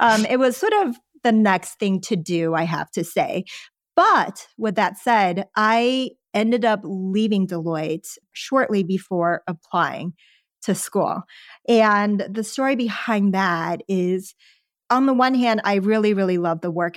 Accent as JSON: {"language": "English", "town": "Houston", "region": "Texas", "country": "United States", "tie": "born or raised there", "also_born_or_lived": "Los Angeles", "second_language": "English", "moved": "as an adult", "said": "I grew up in Houston and then later Sherwin"}